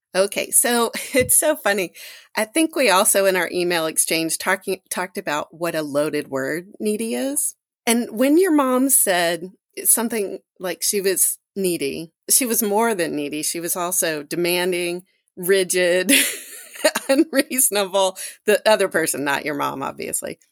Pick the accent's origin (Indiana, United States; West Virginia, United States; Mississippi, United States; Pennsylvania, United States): Mississippi, United States; moved away; I'm from Mississippi